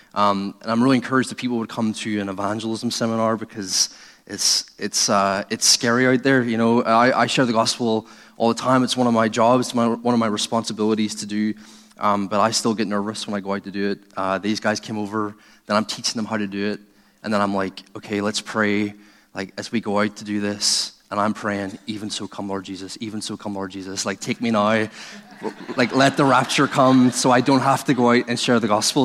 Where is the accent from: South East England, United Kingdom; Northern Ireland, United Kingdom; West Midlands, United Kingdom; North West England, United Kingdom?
Northern Ireland, United Kingdom; I'm originally from Northern Ireland. I was brought up in a atheist home.